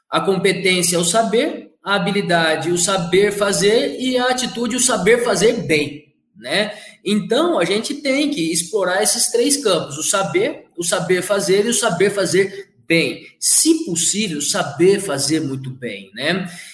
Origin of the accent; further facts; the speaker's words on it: Catanduva, São Paulo, Brazil; also born or lived in Ribeirão Preto; sou daqui de Catanduva mesmo